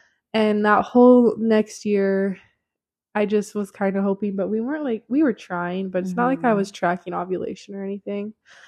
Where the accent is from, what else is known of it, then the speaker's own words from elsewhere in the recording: Idaho Falls, Idaho, United States; moved away; That's my hometown.